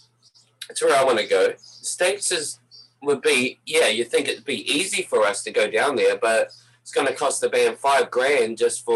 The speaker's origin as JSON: {"language": "English", "town": "Napier", "region": "Hawke's Bay", "country": "New Zealand", "moved": "yes", "lives_now": "Canada", "said": "Yeah, I'm from Napier, North Island, East Coast. Yeah. Oh, I lived here in Canada so long, my accent's a little warped."}